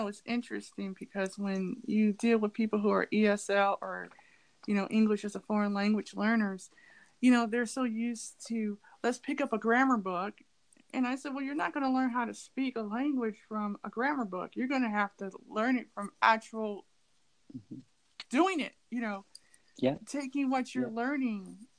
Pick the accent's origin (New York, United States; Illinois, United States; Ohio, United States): Ohio, United States; also born or lived in California; Now, I'm from Ohio, but I don't have an Ohio accent. I sound like I'm from California. Well, I did live in California for a while